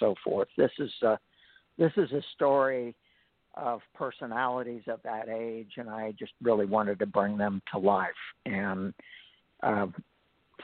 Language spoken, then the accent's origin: English; Indianapolis, Indiana, United States; I grew up in Indianapolis